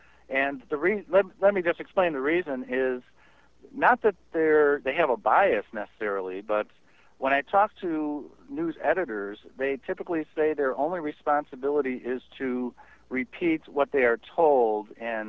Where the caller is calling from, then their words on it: St. Charles, Illinois, United States; I'm from St. Charles, Illinois.